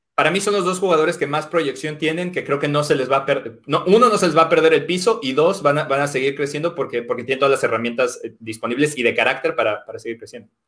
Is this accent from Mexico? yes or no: yes; Mexico; moved away; soy mexicano